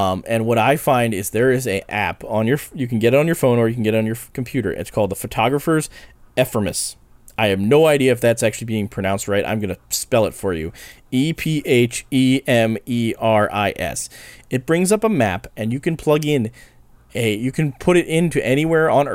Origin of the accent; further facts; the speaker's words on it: New Hope, Pennsylvania, United States; we grew up around New Hope and Black River and Western Railroad